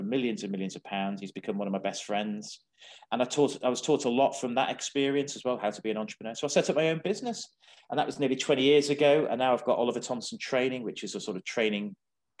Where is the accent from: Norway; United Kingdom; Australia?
United Kingdom; the Wirral, North West England; I was born on the Wirral